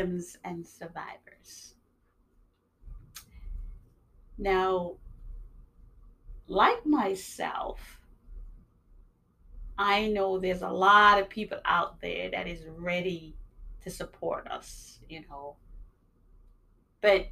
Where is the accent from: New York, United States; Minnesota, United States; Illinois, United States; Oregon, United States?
New York, United States; also born or lived in Jamaica; now in Massachusetts, United States; I was born in Jamaica. I grew up in New York. I'm living in Massachusetts